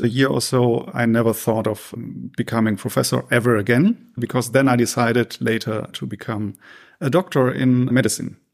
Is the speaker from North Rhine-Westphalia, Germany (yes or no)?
yes; Essen, North Rhine-Westphalia, Germany; moved away as an adult; also born or lived in Münster; I grew up in Essen in the Ruhrgebiet and lived there for eighteen years before moving to Münster